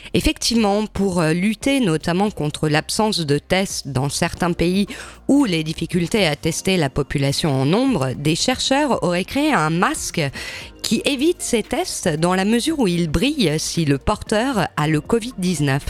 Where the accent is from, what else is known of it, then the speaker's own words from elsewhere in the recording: France; chez nous, en France